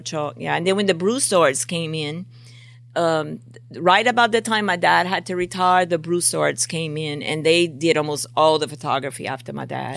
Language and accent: English; Golden Meadow, Louisiana, United States; moved away as an adult; also born or lived in Galliano, Louisiana / Cut Off, Louisiana; now in Plaquemine, United States; We lived in the best place of Golden Meadow, right behind Randolph's restaurant, near Dufresne's Bakery, and plays on snowball, the best place to grow up